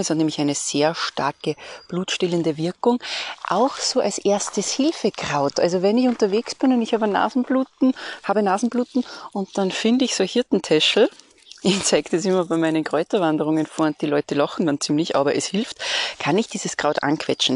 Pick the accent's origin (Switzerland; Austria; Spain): Austria; bei uns in Österreich